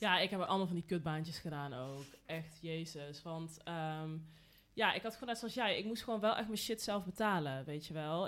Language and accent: Dutch; North Brabant, Netherlands; Ja, ik kom uit Brabant